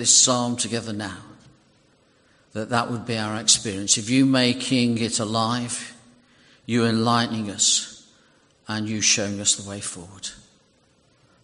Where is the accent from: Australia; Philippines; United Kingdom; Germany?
United Kingdom; British people